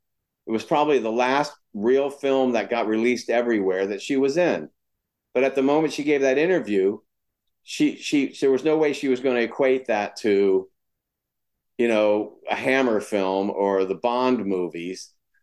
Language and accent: English; Florida, United States; moved away as an adult; also born or lived in West Virginia; now in California, United States; I'm from West Virginia, grew up in Florida.